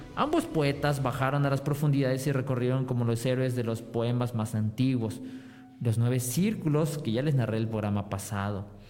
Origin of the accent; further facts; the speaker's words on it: Mexico; somos los mexicanos